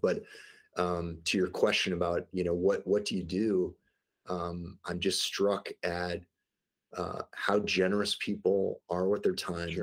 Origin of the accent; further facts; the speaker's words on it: St. Louis, Missouri, United States; I grew up in the Midwest in St. Louis, Missouri